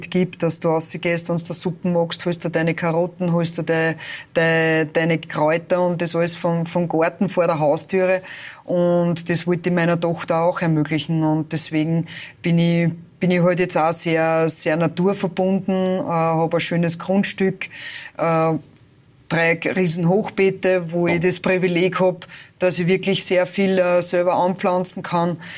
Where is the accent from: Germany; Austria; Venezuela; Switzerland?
Austria; Neusiedl bei Pernitz, Lower Austria; bin ich in Neusiedl bei Pernitz.